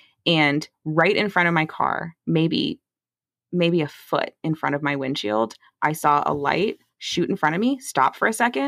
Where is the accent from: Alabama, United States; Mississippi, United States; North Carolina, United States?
Mississippi, United States; near St. Martin; I'm not from St. Martin. It's the town next to where I'm from.